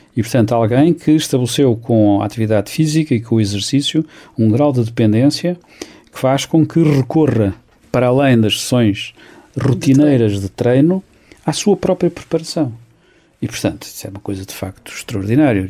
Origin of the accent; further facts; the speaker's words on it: Santarém, Santarém District, Portugal; Sou de Santarém